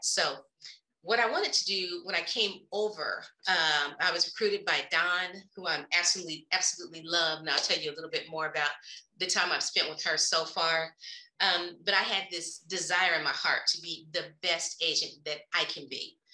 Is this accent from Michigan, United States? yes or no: no; Oklahoma City, Oklahoma, United States; I am originally from Oklahoma City, not too far from Dallas